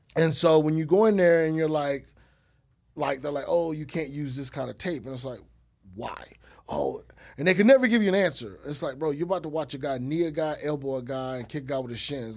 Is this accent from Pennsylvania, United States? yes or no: no; Texas, United States; I'm from Texas, so I know the lingo.